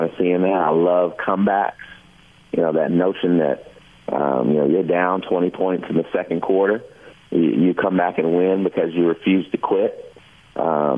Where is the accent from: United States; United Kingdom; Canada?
United States; Kentucky; recited the "I Have a Dream" speech, you know, every February, in front of big audiences, growing up in Kentucky